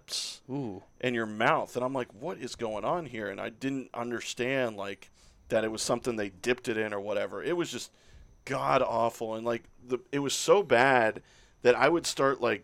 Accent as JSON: {"language": "English", "town": "Orlando", "region": "Florida", "country": "United States", "tie": "born or raised there", "said": "I grew up in Orlando"}